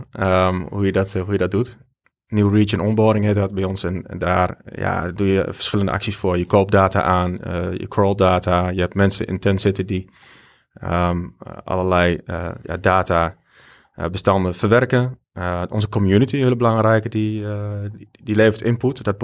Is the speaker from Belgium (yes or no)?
yes; Belgium; En ja, als Belg toch wel wat klanten kreeg.